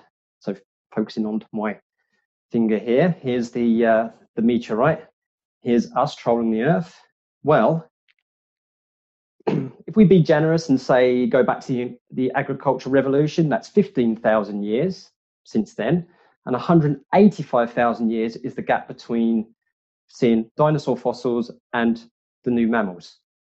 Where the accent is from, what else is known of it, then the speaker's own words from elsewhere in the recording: United Kingdom; I'm British. I love the BBC, so this is pretty good.